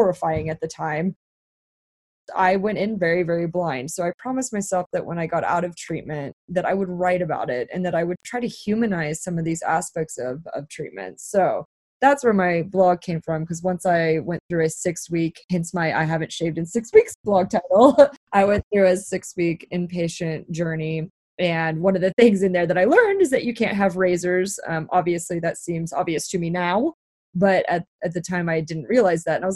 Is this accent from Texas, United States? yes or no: yes; Dallas, Texas, United States; moved away as an adult; also born or lived in New York; I was back at home. I'm from Dallas, Texas.